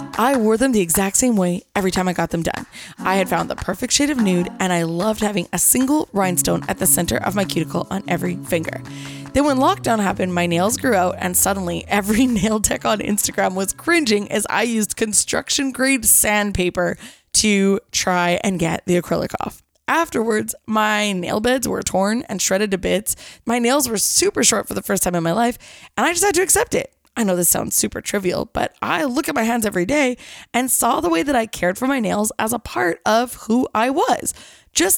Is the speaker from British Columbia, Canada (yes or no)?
yes; Kelowna, British Columbia, Canada; now in Vancouver, Canada; my hometown